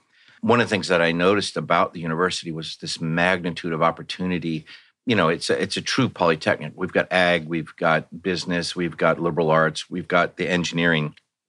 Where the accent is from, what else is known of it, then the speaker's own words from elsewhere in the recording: Virginia, United States; now in California, United States; Yeah, no, I'm actually from Virginia originally. I've been in California five times, four with the military, and this time with the university.